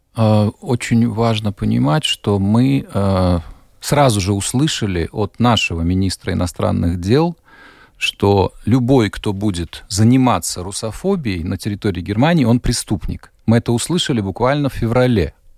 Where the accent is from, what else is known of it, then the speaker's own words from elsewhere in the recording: Riga, Latvia; now in Germany; я вот родом из Риги